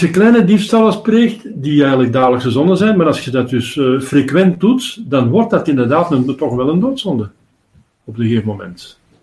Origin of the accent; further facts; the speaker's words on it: Antwerp, Flanders, Belgium; ik ben van Antwerpen